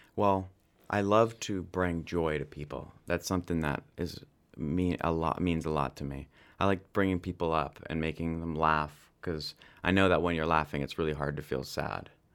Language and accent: English; London, Ontario, Canada; I was born in London, Ontario